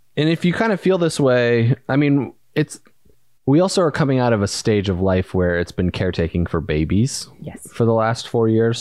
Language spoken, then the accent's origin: English; Valparaiso, Indiana, United States; moved away as an adult; also born or lived in North Carolina / Arizona; I moved from Indiana, a small town, Valparaiso, Indiana, which was not that diverse